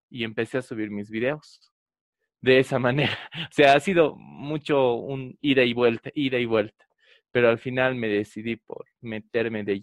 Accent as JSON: {"language": "Spanish", "country": "Bolivia", "said": "nos hablaban prácticamente de cómo somos los bolivianos"}